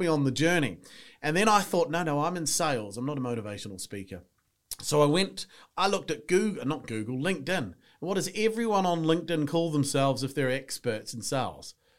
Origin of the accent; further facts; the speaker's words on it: New Zealand; moved away as an adult; now in England, United Kingdom; I'm from New Zealand. You can tell by the accent